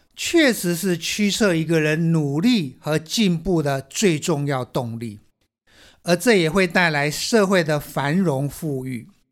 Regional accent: Taiwan; 我们台湾人

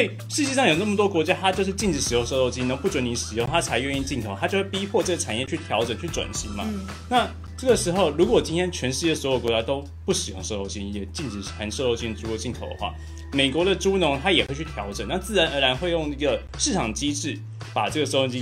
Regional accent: Fengyuan, Taichung, Taiwan; 台中的家， 台中出生的，我老家在丰原

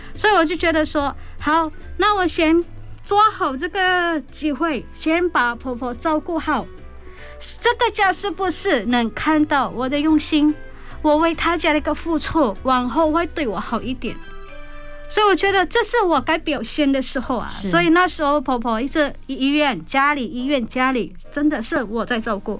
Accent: Indonesia; accent: Hakka-accented Chinese; Chinese is a second language; moved away as an adult; now in Taiwan; 我明明出生在印尼，结果走了一圈

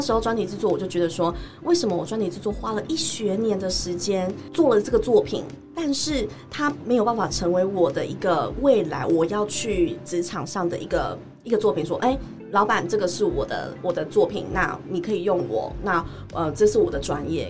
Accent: Chiayi, Chiayi City, Taiwan; 我虽然是嘉义人，但是其实我常常北中南跑

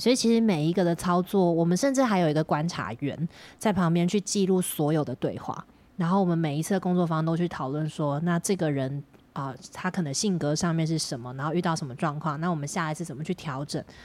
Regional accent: Miaoli County, Taiwan; also born or lived in Taipei; now in Taoyuan, Taiwan; 我是台北出生，然后搬到苗栗的苗栗人

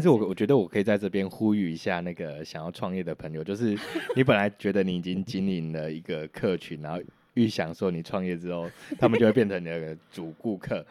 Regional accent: Taipei, Taiwan; now in Yilan, Taiwan; 我算是在台北长大的，然后我是甲宜兰人

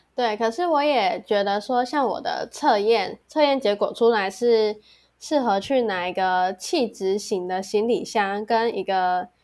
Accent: Kaohsiung, Taiwan; moved away; 身为高雄人，虽然现在不在高雄

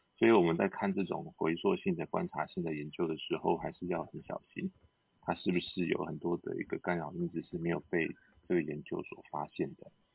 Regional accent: Taiwan; 我们台湾人，也不是西班牙人

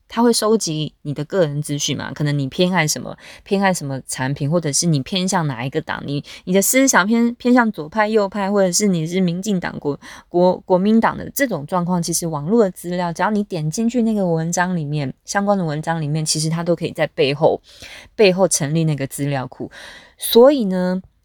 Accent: Taiwan; now in South Korea; 我自我介绍说我是来自台湾这个国家

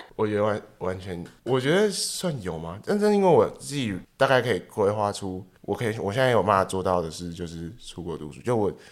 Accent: Taipei, Taiwan; 我台北人嘛

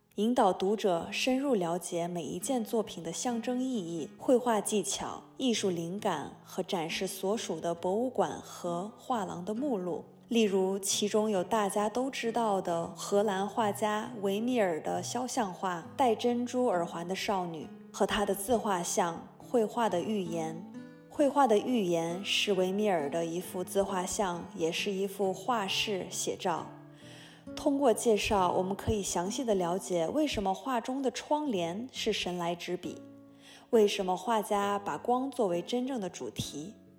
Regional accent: Hohhot, Inner Mongolia, China; now in Orlando, United States; 蒙古族，我来自内蒙古呼和浩特，现居住在美国佛罗里达州奥兰多。我是一名平面设计师、插画师

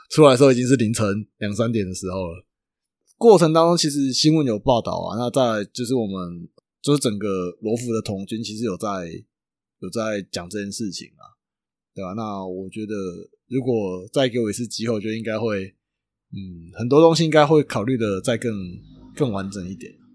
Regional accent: Chiayi, Taiwan; 我嘉义的

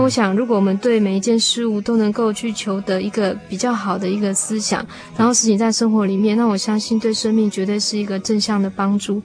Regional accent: Taiwan; 我们台湾

